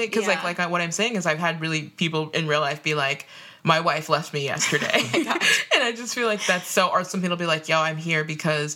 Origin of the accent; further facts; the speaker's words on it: Minnesota, United States; I've experienced it a lot in like Minnesota growing up too